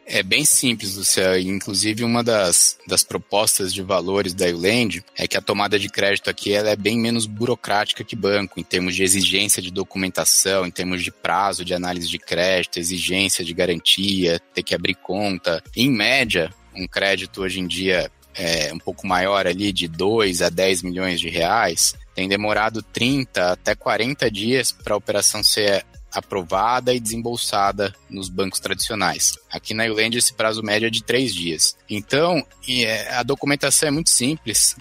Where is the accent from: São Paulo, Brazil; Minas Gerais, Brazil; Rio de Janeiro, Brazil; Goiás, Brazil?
São Paulo, Brazil; Itapira; Eu cresci em Itapira, interior de São Paulo, fica aqui a, a 180 quilômetros